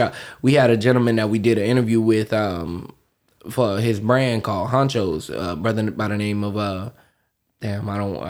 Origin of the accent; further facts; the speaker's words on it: Florida, United States; I am from Florida.